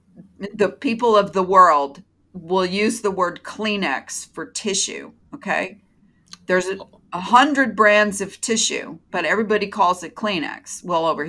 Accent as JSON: {"language": "English", "region": "Florida", "country": "United States", "tie": "born or raised there", "said": "born in Florida, like I was, to my parents"}